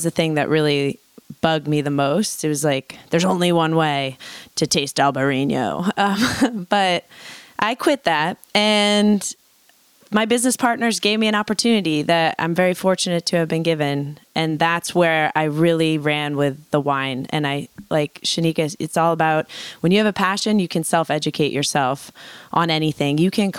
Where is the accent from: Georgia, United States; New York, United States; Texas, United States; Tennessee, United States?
New York, United States; New York City; I mean, I grew up in New York City, which was amazing